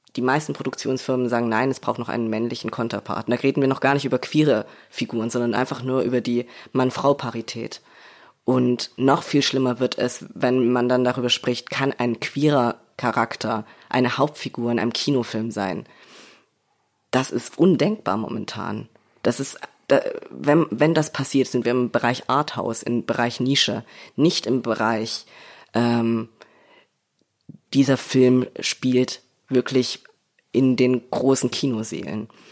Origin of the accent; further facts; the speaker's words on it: Leipzig, Saxony, Germany; ich komme aus Leipzig, ich komme aus Sachsen